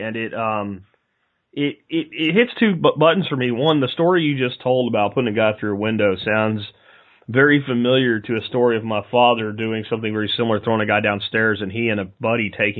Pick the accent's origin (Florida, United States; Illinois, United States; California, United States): Florida, United States; Jacksonville; Jacksonville, Florida.